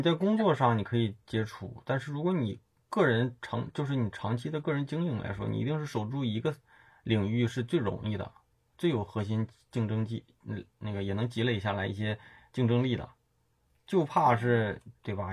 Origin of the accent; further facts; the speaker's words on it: China; 我们中国人